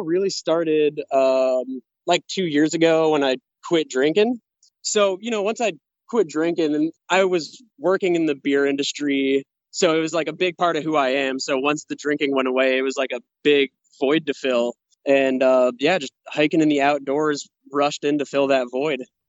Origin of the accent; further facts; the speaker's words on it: West Hartford, Connecticut, United States; I am from uh, West Hartford, Connecticut.